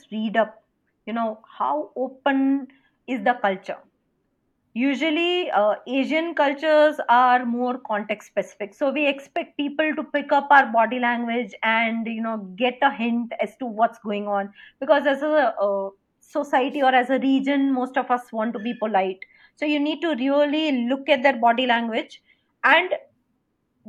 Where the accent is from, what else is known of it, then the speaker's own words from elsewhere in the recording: India; as an Indian